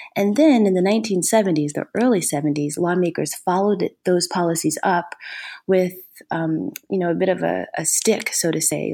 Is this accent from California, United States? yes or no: no; Ohio, United States; moved away; also born or lived in Minnesota / Georgia; I'm originally from Ohio